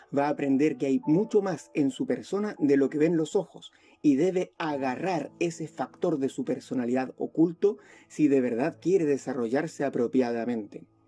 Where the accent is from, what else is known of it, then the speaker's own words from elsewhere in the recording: Chile; also born or lived in Spain; vivo acá en Chile, soy chileno y español